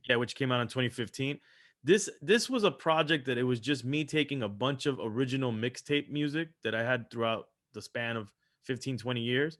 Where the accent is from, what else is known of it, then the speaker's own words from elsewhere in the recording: Miami, Florida, United States; also born or lived in Los Angeles, California; grew up here in Miami, Florida, so, so I grew up in Miami